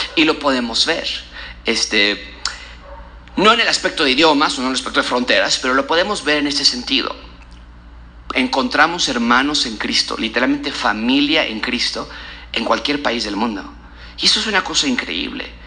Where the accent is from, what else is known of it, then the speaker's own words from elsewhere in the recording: Mexico; nosotros como mexicanos